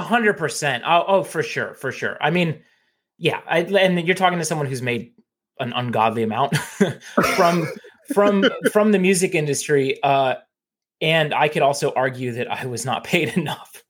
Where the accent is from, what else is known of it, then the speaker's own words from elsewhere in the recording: Phoenix, Arizona, United States; growing up in Phoenix